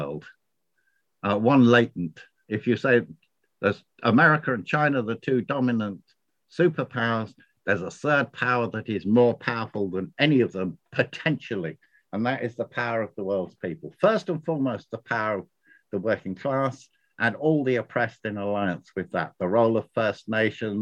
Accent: United Kingdom; moved away as an adult; now in Ireland; I'm a Brit living in Ireland

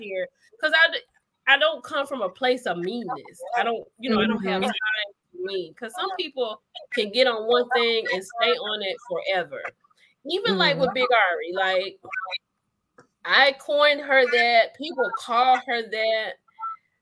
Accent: Grenada, Mississippi, United States; now in Texas, United States; we're from Grenada, Mississippi. We went to church. We were the same church.

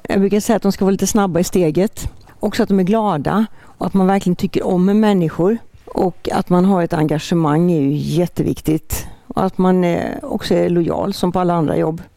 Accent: Borås-Ulricehamn area, Västra Götaland, Sweden; moved away; also born or lived in Halmstad; Vi hade sommarstuga i Frösakull när jag växte upp. Som så många ifrån den trakten Borås-Ulricehamn

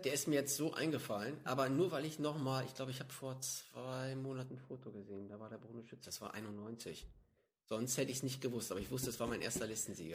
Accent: Hanstedt, Lower Saxony, Germany; also born or lived in Stade; Ich lebe, bin aufgewachsen in der Lüneburger Heide.

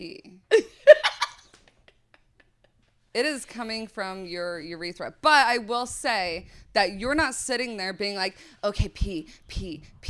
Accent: Idaho, United States; moved away as an adult; I'm from Idaho.

